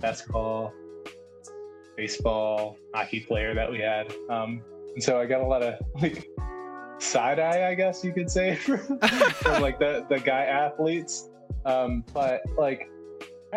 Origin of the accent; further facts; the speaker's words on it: Michigan, United States; moved away; I'm from Michigan originally